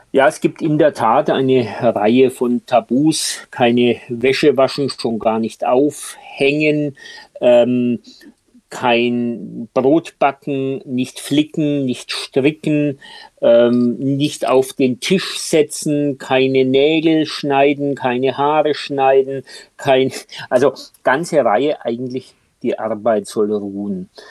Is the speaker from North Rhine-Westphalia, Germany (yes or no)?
no; Franconia, Bavaria, Germany; ich als Franke